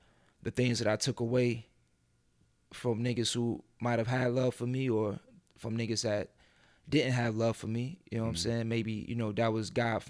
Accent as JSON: {"language": "English", "town": "Rochester", "region": "New York", "country": "United States", "said": "I'm from Rochester"}